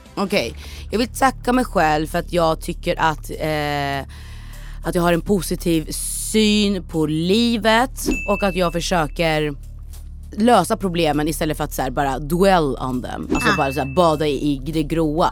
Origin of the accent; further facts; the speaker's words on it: Norrköping, Östergötland, Sweden; Jag är född och uppväxt i Norrköping